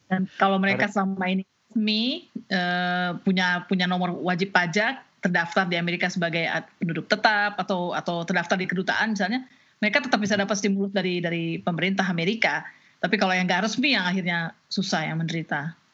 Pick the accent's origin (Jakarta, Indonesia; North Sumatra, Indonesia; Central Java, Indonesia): Jakarta, Indonesia; born or raised there; moved away as an adult; also born or lived in Aceh; now in Washington, United States